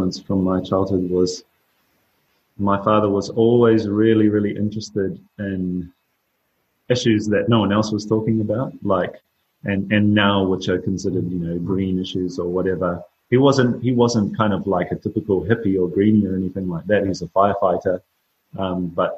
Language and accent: English; New Zealand; growing up in New Zealand